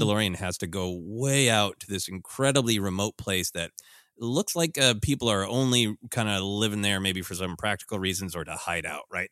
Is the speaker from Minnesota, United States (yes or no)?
yes; Minnesota, United States; growing up in Minnesota